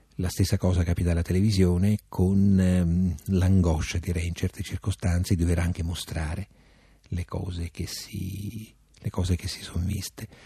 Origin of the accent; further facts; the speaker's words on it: Abruzzo, Italy; moved away as an adult; now in Rome, Italy; Io sono abruzzese come Sidone